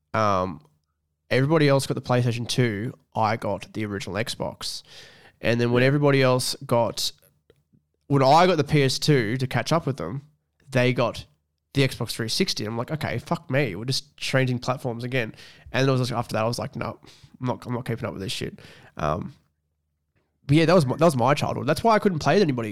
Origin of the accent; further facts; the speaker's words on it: Scone, New South Wales, Australia; moved away as an adult; I live away from my hometown, which is scone